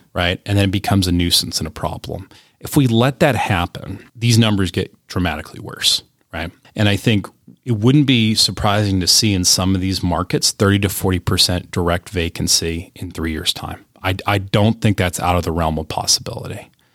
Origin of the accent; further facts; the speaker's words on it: Cleveland, Ohio, United States; My hometown of Cleveland